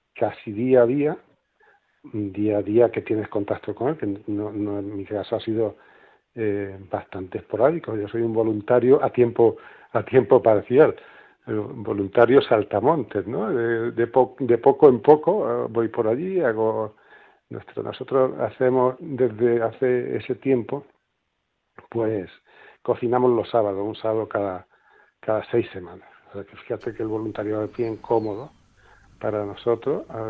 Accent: Granada, Andalusia, Spain; moved away as an adult; now in Málaga, Spain; llegamos a Málaga pues hace eso, 35 años, y yo ya me siento malagueño, aunque nací en Granada

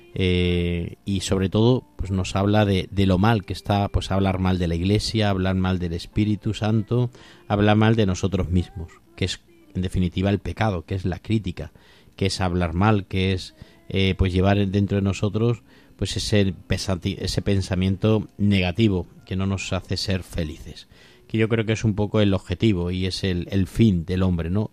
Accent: Toledo, Castilla-La Mancha, Spain; yo soy de Toledo

